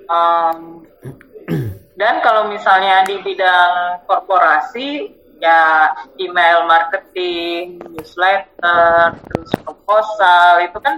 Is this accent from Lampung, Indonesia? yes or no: no; North Sumatra, Indonesia; dari dari kecil aku kan orang Batak ya